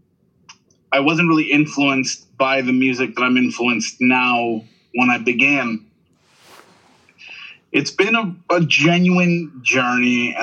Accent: Miami, Florida, United States; where I grew up in Miami

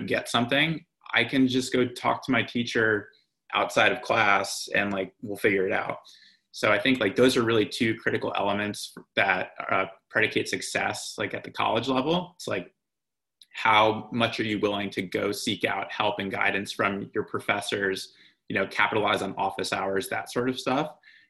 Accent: East Coast, United States; Growing up in the East Coast, like I always assumed that the Ivy League was sort of like the pinnacle of the student athlete experience.

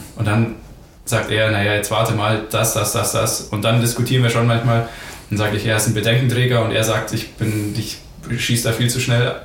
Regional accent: Ingolstadt, Bavaria, Germany; geboren in Ingolstadt, aufgewachsen in Ingolstadt

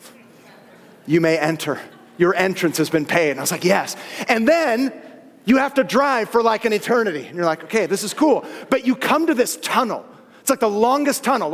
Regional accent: Southern California, United States; born and raised, Southern California

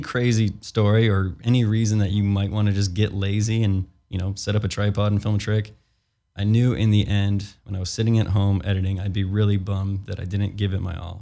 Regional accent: Chicago, Illinois, United States; now in California, United States; I'm from Chicago too, we're out in California

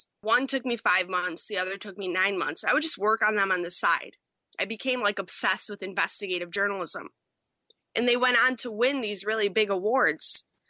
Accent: Buffalo, New York, United States; there was a producer opening back in Buffalo in my hometown. Moved back, took that job.

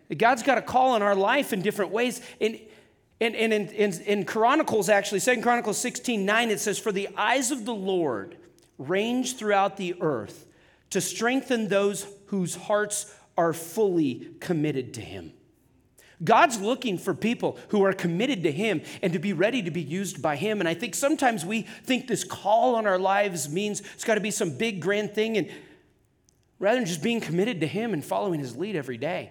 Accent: Wyoming, United States; also born or lived in Atascadero, California; I'm from Wyoming

